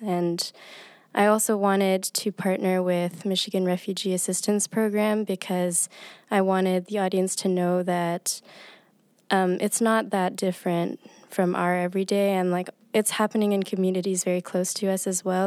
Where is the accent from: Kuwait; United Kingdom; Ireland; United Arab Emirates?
United Arab Emirates; moved away; I grew up in the United Arab Emirates